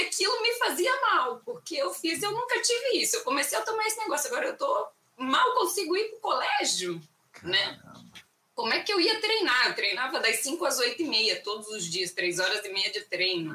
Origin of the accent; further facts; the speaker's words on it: Cuiabá, Mato Grosso, Brazil; moved away as an adult; Eu sou de Cuiabá, Mato Grosso, nascida e criada lá e morei lá 38 anos da minha vida sem arredar o pé para lugar nenhum